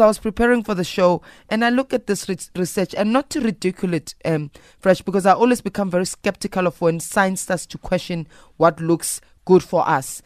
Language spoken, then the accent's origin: English; South Africa; I'm a South African woman